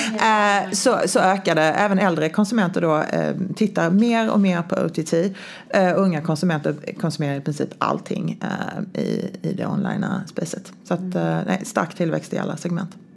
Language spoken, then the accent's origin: Swedish; Sweden; now in United States; jag var svensk